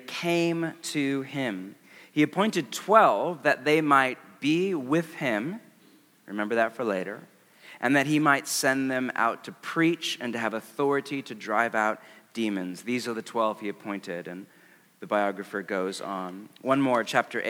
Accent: West Coast, United States; I'm from the West Coast

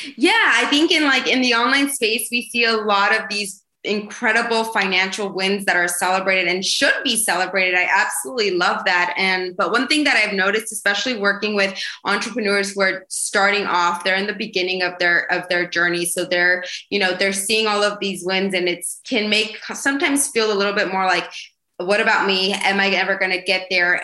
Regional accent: Idaho, United States; moved away as an adult; also born or lived in New York; I'm originally from from Idaho

